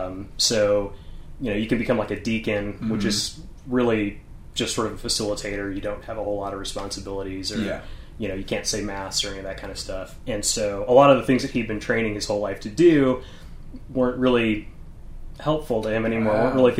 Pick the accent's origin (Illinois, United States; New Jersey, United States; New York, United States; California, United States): Illinois, United States; Highland; moved away; also born or lived in Quincy, Illinois / Belleville, Illinois / Evansville, Indiana / St. Louis, Missouri; So I briefly lived in Quincy, Illinois. And then I actually, you know, consider that I grew up in Highland, Illinois. I did live in Belleville for a little while. We lived in Evansville, Indiana for a little while.